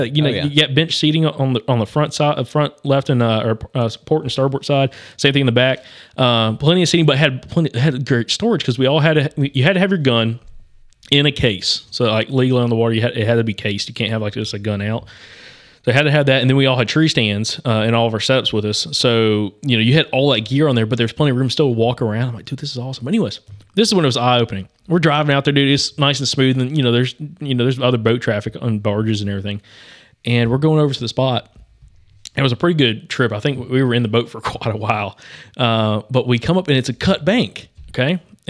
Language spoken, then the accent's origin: English; Alabama, United States; And we grew up on Lake Martin down in southeastern Alabama or eastern Alabama. Growing up, and my grandparents always had pontoon boats.